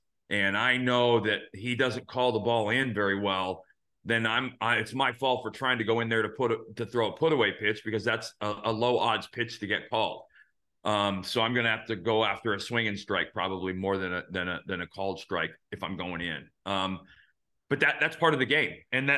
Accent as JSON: {"language": "English", "town": "Phoenix", "region": "Arizona", "country": "United States", "tie": "born or raised there", "said": "And I grew up in Phoenix, where I was playing for the Diamondbacks."}